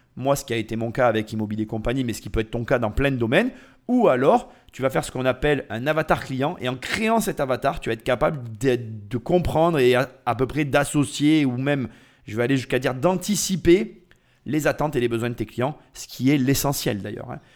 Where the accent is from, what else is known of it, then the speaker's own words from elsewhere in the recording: France; nous en tant que Français